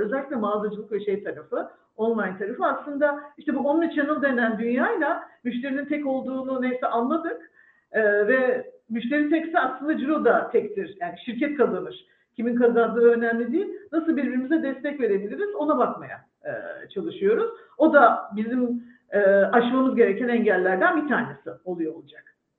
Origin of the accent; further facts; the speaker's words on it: İzmir, Turkey; moved away as an adult; now in Istanbul, Turkey; İzmirliyim, karşıya kalayım. Bornova Vandal Sesi mezunuyum.